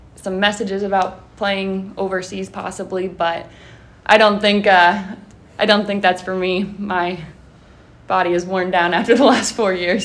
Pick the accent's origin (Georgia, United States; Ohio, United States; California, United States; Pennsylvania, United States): Ohio, United States; Mount Vernon; I am from the area. I'm from Mount Vernon. Um, when I was in high school, I actually played against Highland at the high school.